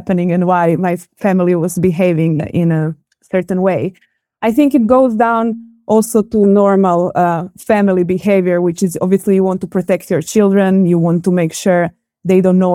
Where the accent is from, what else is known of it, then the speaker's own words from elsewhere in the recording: Zagreb, City of Zagreb, Croatia; born and raised in Zagreb, which is the capital of Croatia